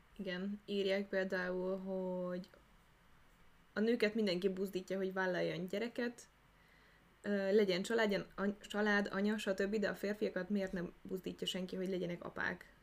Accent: Hungary; Magyarországra születtünk

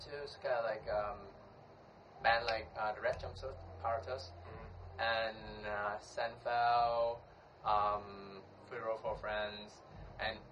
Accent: Ho Chi Minh City, Vietnam; my own family, like moved here since I was around 3 years old

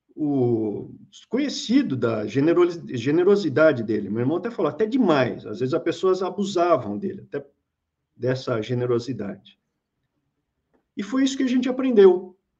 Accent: São Paulo, Brazil; a gente é de São Paulo. A gente é nascido em São Paulo

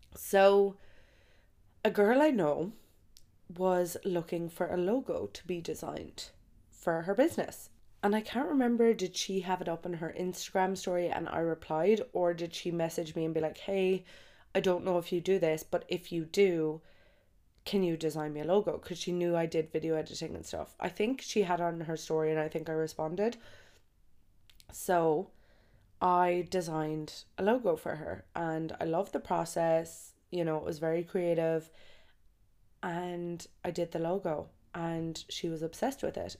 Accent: Ireland; moved away as an adult; also born or lived in Brazil / Australia / Dubai; I have always came home for Christmas in Ireland.

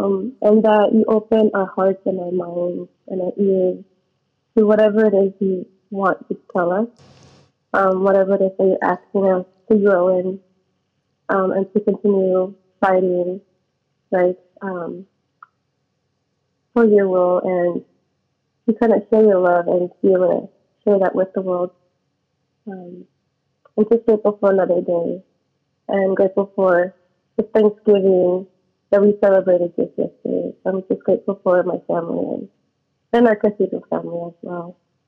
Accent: Winters, California, United States; also born or lived in Davis, California; Yes, I lived in Winters my whole life.

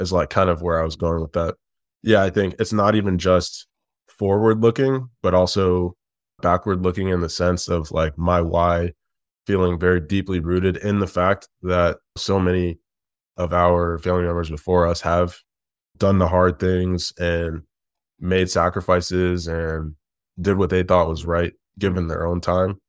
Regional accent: Detroit, Michigan, United States; also born or lived in Midwest; now in Chicago, United States; I was born in Detroit and we now live in Chicago. We've spent most of our lives, like, in the Midwest

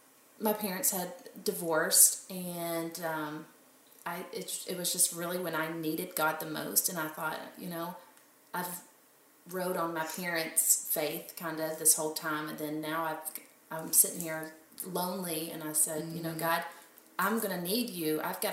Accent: Kentucky, United States; moved away as an adult; also born or lived in Oklahoma City; I'm from Kentucky.

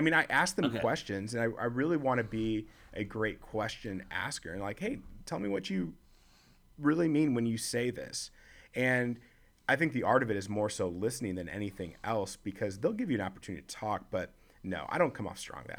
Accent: Chicago, Illinois, United States; also born or lived in North Carolina / St. Louis / Florida; now in Nashville, United States; the different landscapes that I come from Chicago, then moving to North Carolina – to St. Louis, Florida. Now I'm in Nashville.

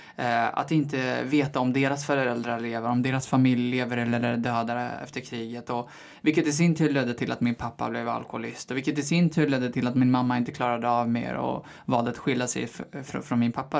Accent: Eskilstuna, Södermanland, Sweden; moved away as an adult; also born or lived in Hallstahammar; now in Stockholm, Sweden; jag är född och vuxen i Eskilstuna

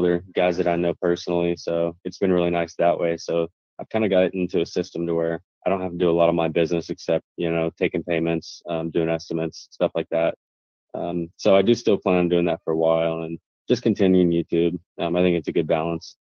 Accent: Wichita, Kansas, United States; where I'm from, I'm from Wichita, Kansas

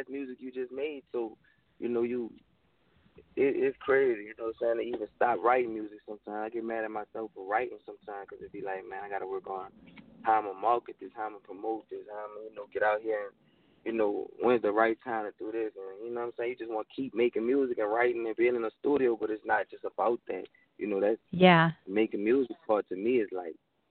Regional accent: Louisiana, United States; I'm from Louisiana

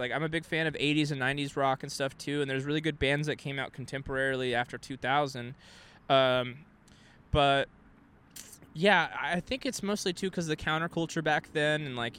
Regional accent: Texas, United States; now in California, United States; when I was growing up in Texas

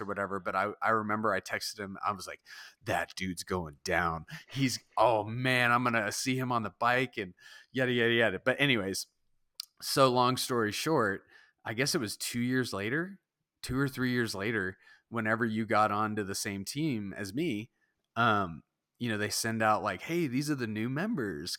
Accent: Southern California, United States; I grew up in Southern California

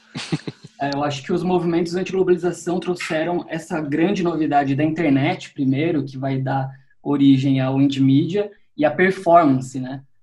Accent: Piracicaba, São Paulo, Brazil; foi numa cidade do interior, em Piracicaba, onde eu cresci

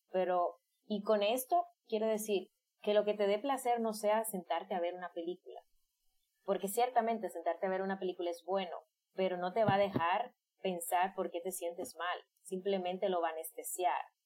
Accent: Dominican Republic; yo soy de isla, soy de República Dominicana

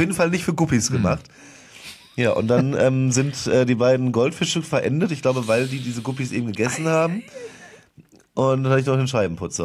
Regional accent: Westerwald, Rhineland-Palatinate, Germany; moved away as an adult; now in Cologne, Germany; Ich komme ja gebürtig aus dem Westerwald

